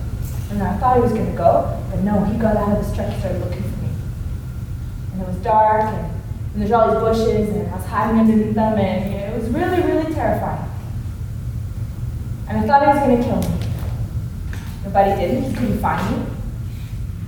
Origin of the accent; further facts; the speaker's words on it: Winnipeg, Manitoba, Canada; moved away; I'm from Winnipeg, Manitoba.